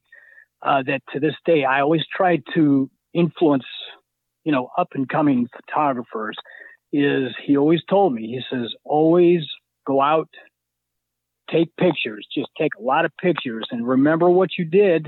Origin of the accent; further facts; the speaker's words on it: South Bend, Indiana, United States; now in Michigan City, United States; I grew up in South Bend.